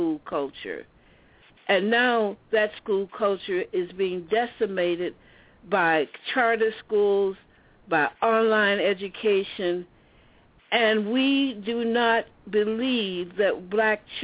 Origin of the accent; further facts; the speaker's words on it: the American South, United States; I grew up in Southern apartheid